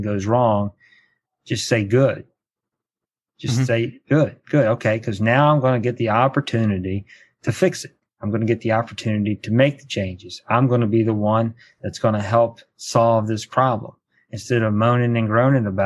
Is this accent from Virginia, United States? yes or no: yes; Charlottesville, Virginia, United States; also born or lived in Culpeper, Virginia; I grew up in Charlottesville, Virginia